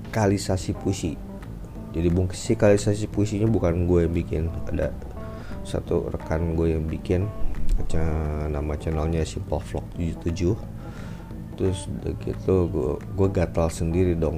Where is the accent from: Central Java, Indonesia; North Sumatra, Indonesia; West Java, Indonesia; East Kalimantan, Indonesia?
West Java, Indonesia; Bogor; cerita gue lagi ngajakin bini gue yang orang Jakarta ke kampung halaman gue di Bogor dan benar-benar literally kampung halaman karena di seberang ini adalah rumah gue.